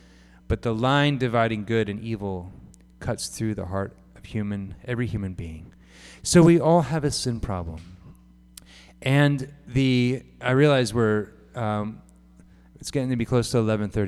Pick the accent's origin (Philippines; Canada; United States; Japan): Japan; Some of you know that I grew up in Japan. It's one of the unique things about me.